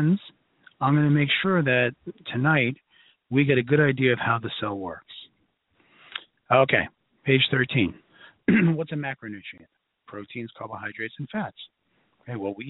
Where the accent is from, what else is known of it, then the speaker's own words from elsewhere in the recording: New York City, New York, United States; accent: Brooklyn; my Brooklyn accent's coming out tonight